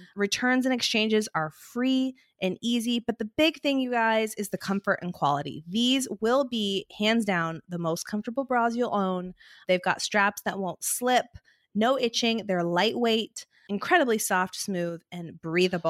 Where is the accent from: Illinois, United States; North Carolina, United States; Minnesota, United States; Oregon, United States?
Oregon, United States; Portland; born or raised there; also born or lived in Nebraska